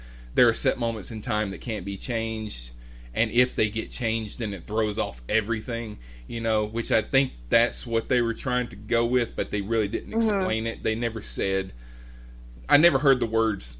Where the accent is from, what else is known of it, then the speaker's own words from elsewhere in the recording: Alabama, United States; I grew up in Alabama